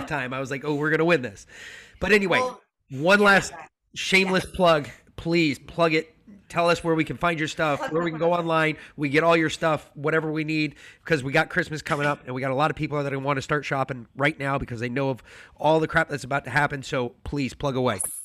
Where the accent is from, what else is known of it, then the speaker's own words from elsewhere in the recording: New York City, New York, United States; I grew up in New York City